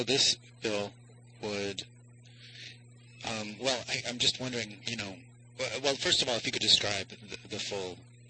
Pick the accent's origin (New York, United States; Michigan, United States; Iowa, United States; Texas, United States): New York, United States; New York City; now in Los Angeles, United States; I'm from New York City.